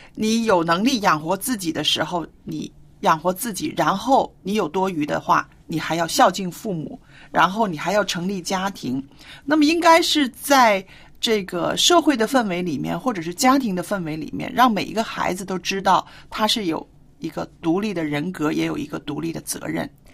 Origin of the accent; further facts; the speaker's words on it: China; 我们中国人的这个观念